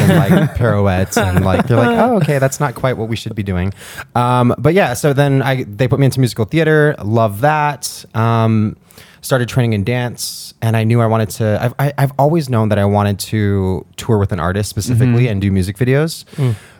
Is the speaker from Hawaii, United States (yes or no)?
yes; Hawaii, United States; moved away; Grew up in Hawaii.